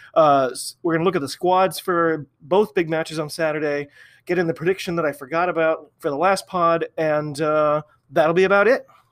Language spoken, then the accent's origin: English; United States; I am an American rugby fan